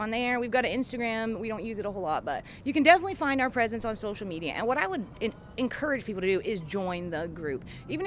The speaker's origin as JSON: {"language": "English", "region": "Appalachia", "country": "United States", "tie": "born or raised there", "said": "I was raised as an Appalachian"}